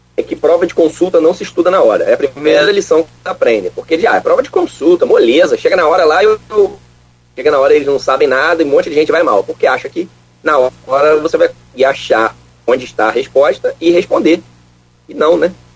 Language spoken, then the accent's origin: Portuguese; Niterói, Rio de Janeiro, Brazil; moved away as an adult; also born or lived in Viçosa, Minas Gerais / Lavras, Minas Gerais; eu sou natural de Niterói, né? Então sou fluminense também